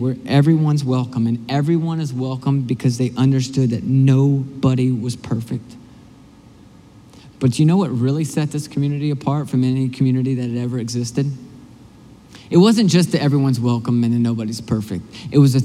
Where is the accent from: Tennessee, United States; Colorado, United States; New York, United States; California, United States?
Tennessee, United States; Nashville; now in Michigan, United States; I'm originally from Nashville, and in the South, we have Waffle Houses everywhere